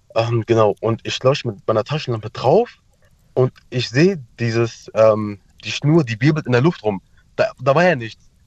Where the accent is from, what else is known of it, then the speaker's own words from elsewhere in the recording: Turkey; now in Mannheim, Germany; ich komme ja aus der Türkei